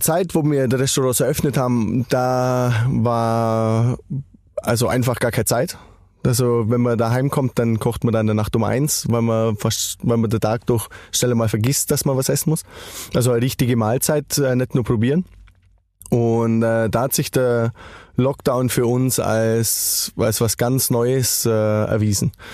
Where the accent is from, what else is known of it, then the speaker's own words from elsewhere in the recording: Allgäu, Bavaria, Germany; bei uns im Allgäu